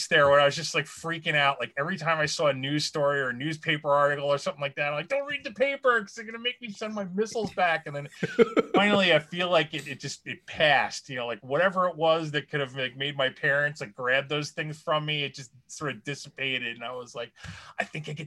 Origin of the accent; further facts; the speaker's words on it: Long Island, New York, United States; I grew up in Long Island